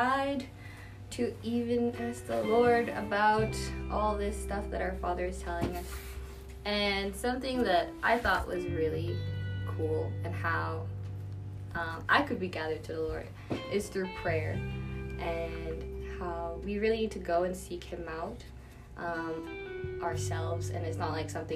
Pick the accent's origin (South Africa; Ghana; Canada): Canada; Winnipeg, Manitoba; moved away; I'm from a lovely cold place called Winnipeg, Canada